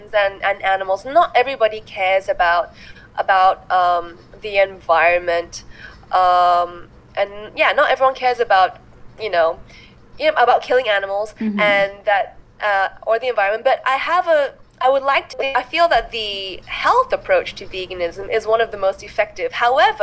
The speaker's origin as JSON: {"language": "English", "country": "Malaysia", "said": "I'm here as a Malaysian vegan"}